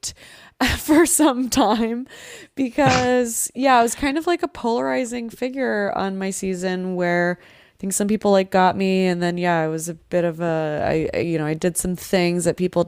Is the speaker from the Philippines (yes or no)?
yes; Philippines; as a Filipino